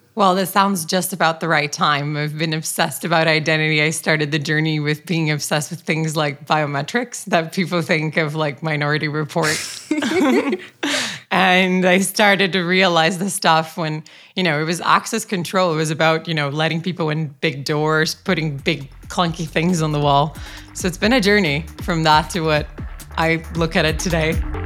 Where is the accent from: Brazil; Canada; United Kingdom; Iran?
Brazil; now in Copenhagen, Denmark; I was raised in Brazil